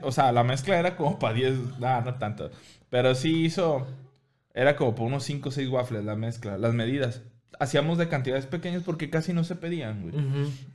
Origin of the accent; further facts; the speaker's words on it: Mexico; también soy mexicano